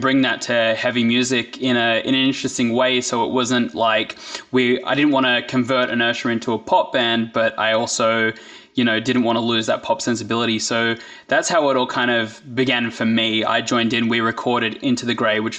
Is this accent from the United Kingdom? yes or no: no; Blacktown, New South Wales, Australia; Blacktown, which is like my hometown